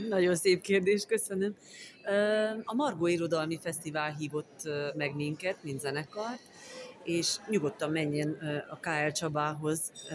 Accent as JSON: {"language": "Hungarian", "region": "Transylvania", "country": "Romania", "accent": "Transylvanian", "said": "Én erdélyi vagyok, e, ez kiderül a hangszínemből és az ízességéből"}